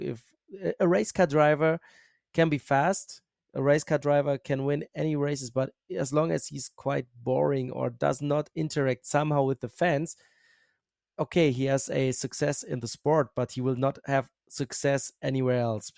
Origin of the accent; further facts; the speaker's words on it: Bochum, North Rhine-Westphalia, Germany; accent: German; English is a second language; I'm from Germany